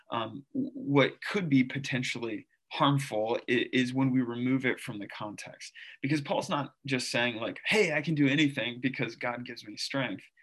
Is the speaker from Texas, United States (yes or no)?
no; St. Louis, Missouri, United States; also born or lived in Philippines / South Carolina / Lebanon, Pennsylvania; now in Drexel Hill, United States; I grew up in St. Louis and then the Philippines and then back in St. Louis. And then I lived in South Carolina for a little bit. And then I lived in Lebanon, Pennsylvania for seven years.